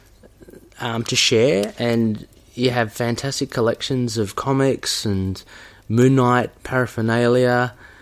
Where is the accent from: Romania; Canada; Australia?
Australia; my background is Filipino as well. Kind of grew up in Australia